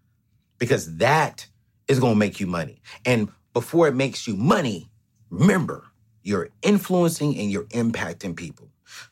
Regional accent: Fayetteville, North Carolina, United States; also born or lived in San Diego, California; Man, I come from Fayetteville, North Carolina, San Diego, California. I come from a family of 5 in a 3-bedroom, 1,200-square-foot home, sharing 1 bedroom, my sister and my brother.

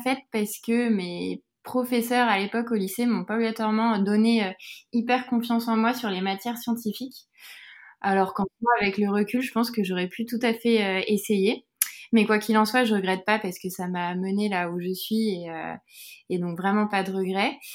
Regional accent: Buc, Île-de-France, France; j'ai grandi dans les, dans les Yvelines et plus précisément à Buc

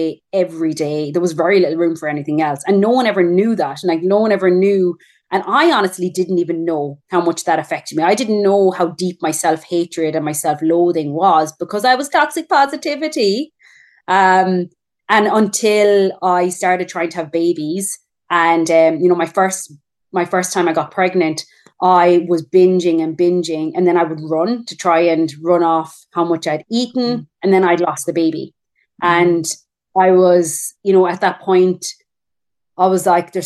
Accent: Ireland; moved away as an adult; now in Perth, Australia; I'm Irish. I'm just living in Australia.

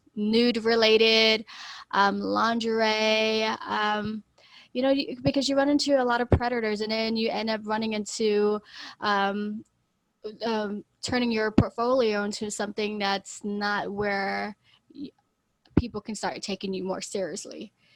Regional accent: Florida, United States; moved away as an adult; I moved from my home state of Florida to here to further my career as a model

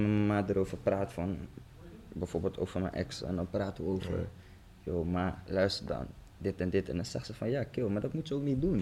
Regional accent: Zoetermeer, South Holland, Netherlands; moved away; also born or lived in The Hague; we zijn toen verhuisd naar Den Haag. Ik kom eigenlijk uit Zoetermeer

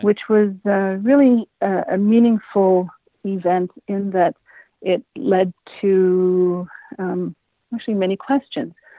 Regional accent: Edmonton, Alberta, Canada; moved away as an adult; I am uh, born, raised Edmonton, Alberta native.

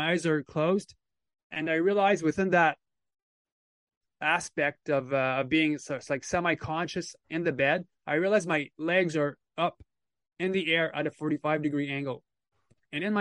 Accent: Quebec, Canada; also born or lived in Temagami, Ontario, Canada; So he moved the whole family moved back to Quebec, Canada in 1984. So I've been in Quebec ever since

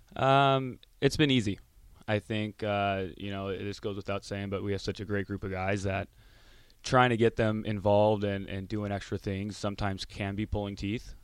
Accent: Orange County, California, United States; now in Lincoln, United States; I grew up in Orange County

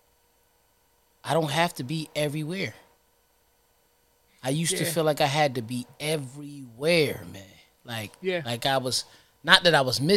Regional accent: Trenton, New Jersey, United States; I'm from Trenton

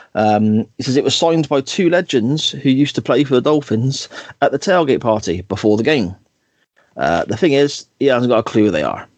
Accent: Gloucester, South West England, United Kingdom; accent: Gloucester; my Gloucester accent

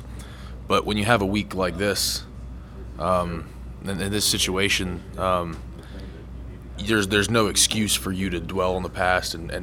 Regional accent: Virginia, United States; moved away as an adult; now in Huntington, United States; I'm from Virginia, and I'm not too far from here

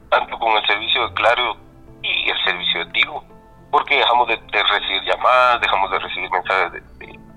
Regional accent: Chimaltenango, Guatemala; tengo 25 años y soy de Chimaltenango.

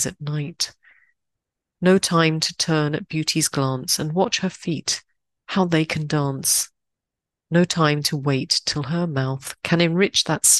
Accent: Croydon, London, United Kingdom; my hometown in the UK. Croydon.

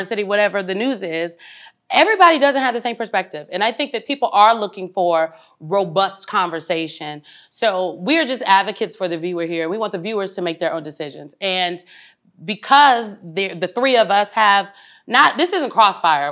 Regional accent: Omaha, Nebraska, United States; I'm from North Omaha.

